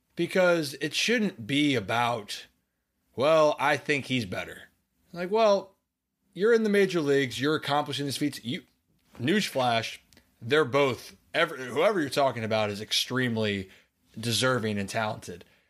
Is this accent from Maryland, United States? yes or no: yes; Maryland, United States; I'm from Maryland